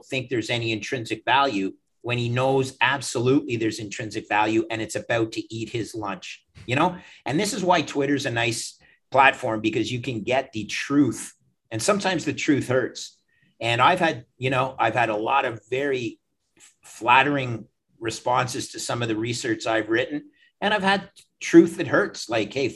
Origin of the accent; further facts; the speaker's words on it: Canada; also born or lived in Toronto; I'm a Canadian